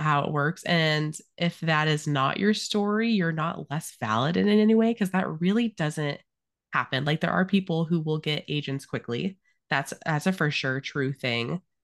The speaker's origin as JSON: {"language": "English", "region": "Arizona", "country": "United States", "tie": "born or raised there", "said": "I grew up in Arizona"}